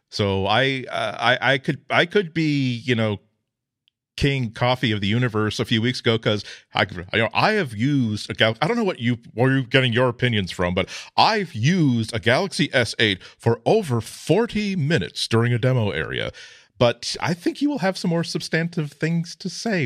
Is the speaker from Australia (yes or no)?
yes; Australia; as an Australian